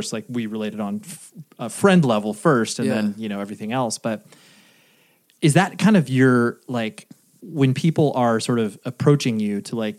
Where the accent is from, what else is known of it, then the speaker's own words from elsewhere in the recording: North Carolina, United States; apropos of nothing, I was raised in North Carolina. Are you aware of that?